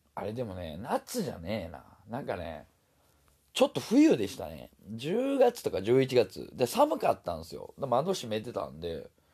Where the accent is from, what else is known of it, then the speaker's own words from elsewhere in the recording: Osaka, Japan; moved away; 僕はもともと大阪人